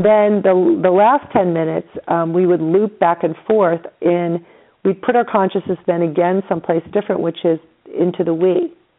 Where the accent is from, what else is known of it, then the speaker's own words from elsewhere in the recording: New York, United States; I'm from New York